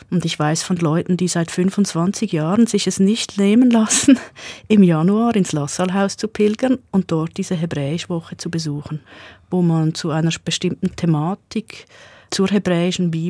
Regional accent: Basel-Landschaft, Switzerland; accent: Baselbieterdeutsch; Also mein Dialekt ist Baselbieterdeutsch. Ich bin selbstverständlich über die Schule Hochdeutsch sozialisiert worden.

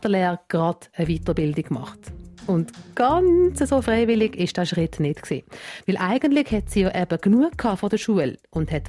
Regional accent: Switzerland; bei uns in der Schweiz

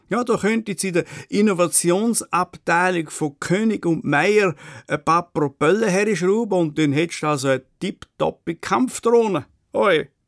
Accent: Switzerland; bis anhin sind wir Schweizer ja regelmäßig vom Ausland kritisiert worden

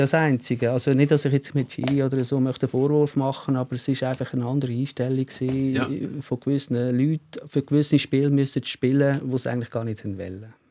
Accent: Switzerland; ich als Schweizer Schweizer mit keinem äh, österreichischen, mhm. italienischen, deutschen Pass

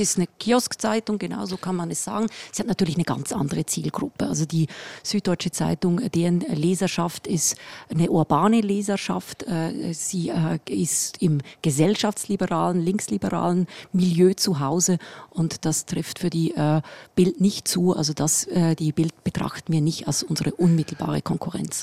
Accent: Switzerland; accent: leichter Schweizer Akzent; moved away as an adult; now in Munich, Germany; mit meinem leichten Schweizer Akzent

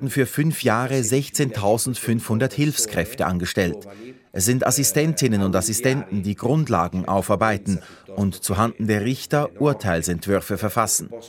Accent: Italy; Als Italiener habe ich wenig Vertrauen.

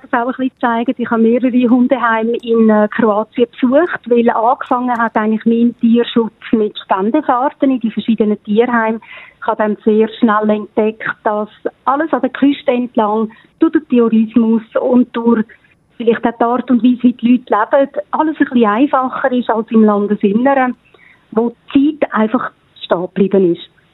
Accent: Switzerland; als typische Schweizer

